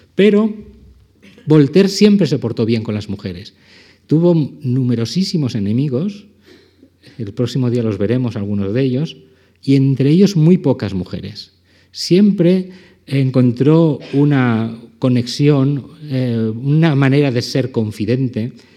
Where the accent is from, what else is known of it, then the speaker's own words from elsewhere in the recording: Valencian Community, Spain; como valenciano